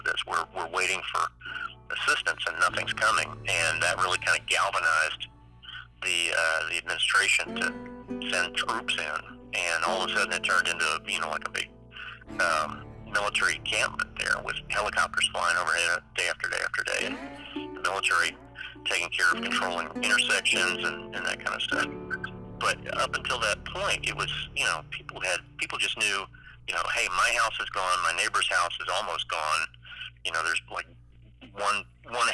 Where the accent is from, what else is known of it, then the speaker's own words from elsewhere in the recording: Pensacola, Florida, United States; I'm from Pensacola originally.